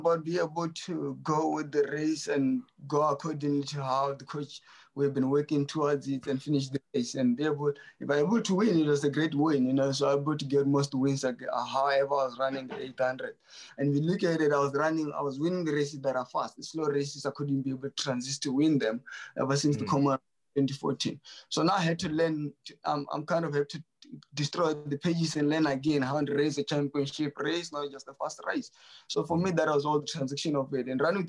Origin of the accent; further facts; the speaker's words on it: Botswana; I was raised by my grandparents. I really never known my mom or my dad, you know, so raised in the farms